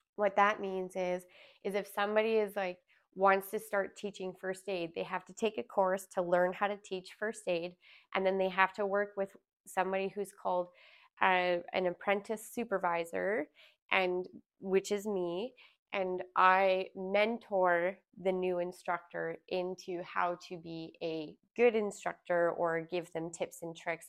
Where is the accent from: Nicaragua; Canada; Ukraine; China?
Canada; Alberta; moved away as an adult; also born or lived in Smithers, British Columbia; I born and raised in Alberta